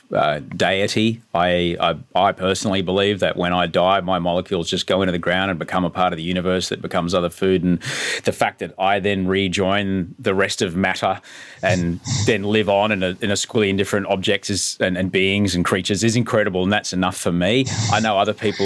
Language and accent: English; Brisbane, Queensland, Australia; Kenmore, which is near where I grew up in Brisbane